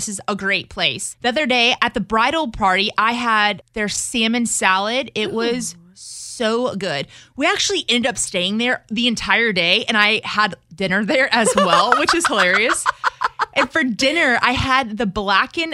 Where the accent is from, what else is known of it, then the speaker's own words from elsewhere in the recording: Louisiana, United States; now in Houston, United States; we're from Louisiana